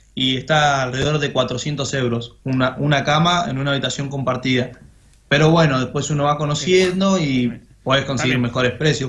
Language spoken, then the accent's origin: Spanish; Argentina; moved away as an adult; now in Ibiza, Spain; nosotros somos argentinos